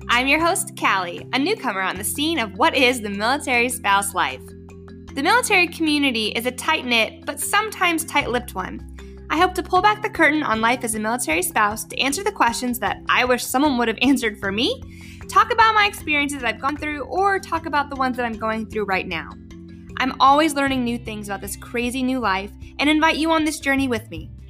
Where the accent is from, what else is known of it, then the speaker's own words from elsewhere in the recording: New Mexico, United States; we grew up in New Mexico and, and we lived there for oh god, like seven or eight years, and it was the longest place we'd ever stayed in a state.